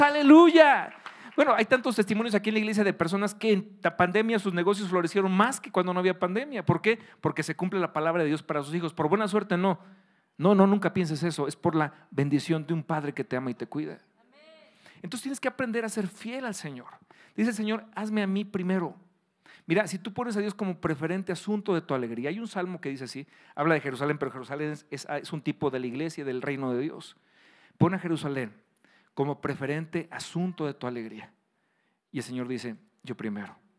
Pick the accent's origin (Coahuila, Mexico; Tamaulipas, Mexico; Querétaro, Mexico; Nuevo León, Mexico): Querétaro, Mexico; aquí en Querétaro, que aquí somos especialistas en gorditas